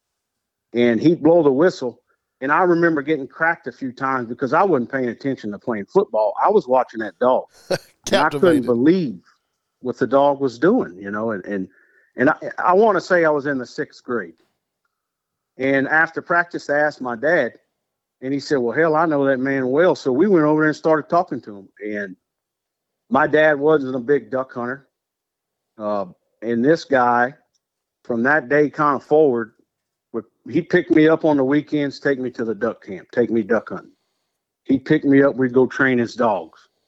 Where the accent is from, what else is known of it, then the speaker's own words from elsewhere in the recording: Breaux Bridge, Louisiana, United States; I grew up in Brobridge, Louisiana, South Louisiana boy, born and raised